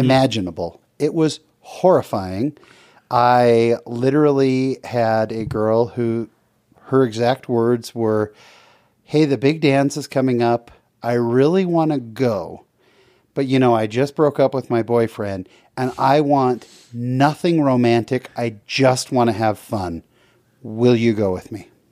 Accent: San Jose, California, United States; I grew up in San Jose, California.

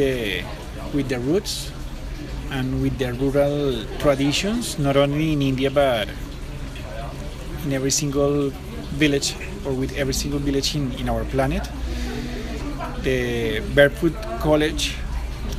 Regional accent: Colombia; now in Antigua, Guatemala; I'm from Colombia

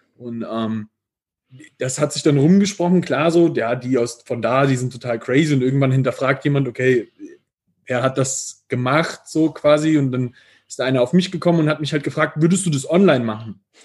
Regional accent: near Giessen, Hesse, Germany; accent: Piefke; moved away as an adult; now in Vienna, Austria; ich lebe jetzt in Wien und ich komme ursprünglich ähm, aus der Nähe von Gießen

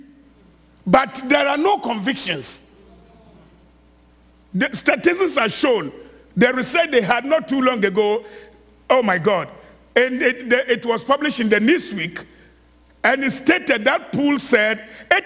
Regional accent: Ghana; moved away as an adult; also born or lived in Nigeria; I'm from Ghana, like you've been told. And I was in Nigeria for 25 years.

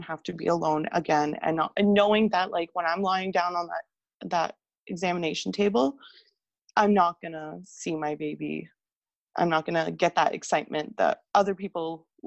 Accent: Canada; I'm from Canada

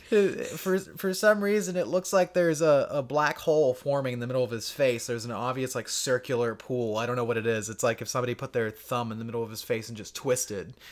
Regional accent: Florida, United States; we grew up with in Florida.

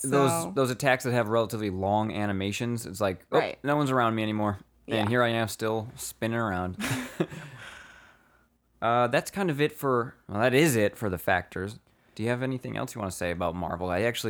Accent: Rochester, New York, United States; I'm from Rochester. And if you know what that means, you know what that means.

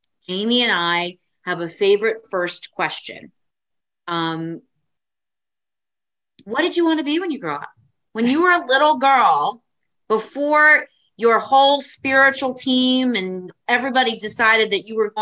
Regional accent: Bergen County, New Jersey, United States; I'm not from Monmouth County, everyone knows here that I'm from Brigham County

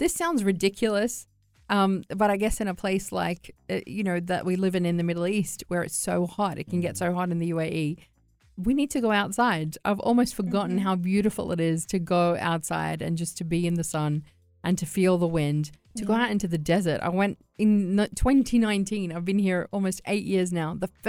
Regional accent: Australia; I'm from Australia

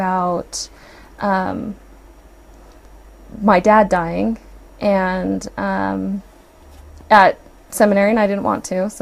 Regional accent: Provo, Utah, United States; also born or lived in Brigham City, Utah; We moved from Provo to Brigham City when I was 15

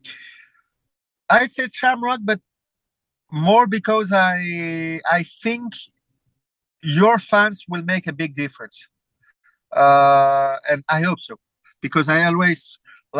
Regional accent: Belgium; We don't have massive stadium in Belgium, only the one for the national team

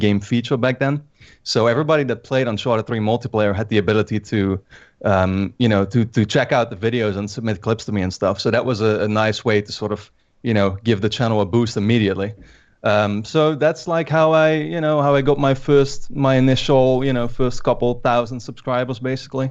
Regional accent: Netherlands; I'm from the Netherlands.

